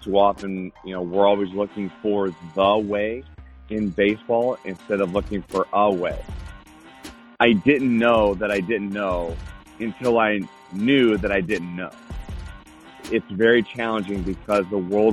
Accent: Akron, Ohio, United States; moved away; I'm actually from Akron, Ohio

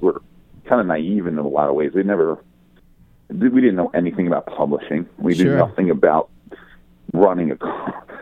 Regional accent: Philadelphia, Pennsylvania, United States; moved away as an adult; also born or lived in Los Angeles; I'm from Philadelphia originally. I'm from the East Coast

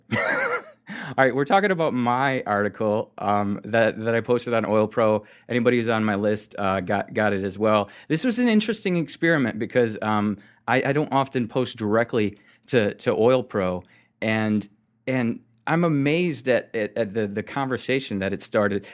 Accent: United States; Being American

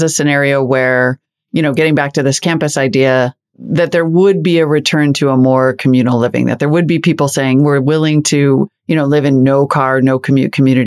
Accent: Helena, Montana, United States; moved away; also born or lived in Missoula, Montana; As a Montana girl

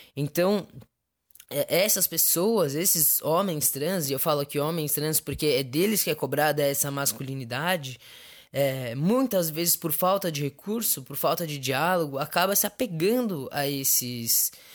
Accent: São Paulo, Brazil; sou de São Paulo, capital

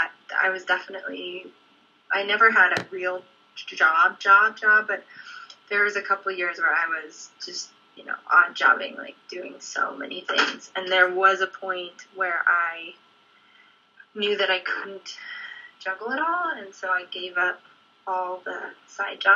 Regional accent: Denver, Colorado, United States; I grew up in Denver

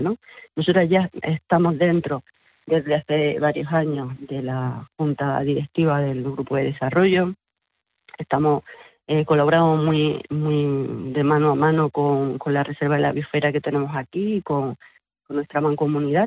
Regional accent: Sierra de las Nieves, Andalusia, Spain; Nosotras somos todas eh, mujeres de aquí, de estos nueve pueblos de Sierra de las Nieves

